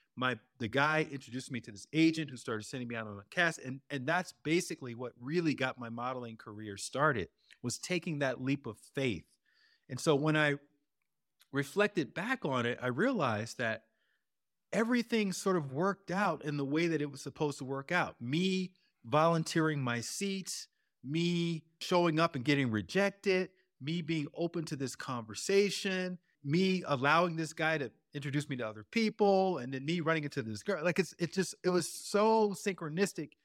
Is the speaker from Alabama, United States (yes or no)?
yes; Alabama, United States; moved away; also born or lived in Chicago / Venice, Los Angeles; coming from Alabama, which is where I grew up